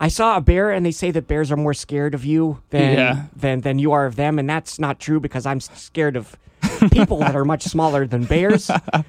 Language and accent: English; State College, Pennsylvania, United States; moved away; I'm from State College, Pennsylvania, home of Penn State University, another college town.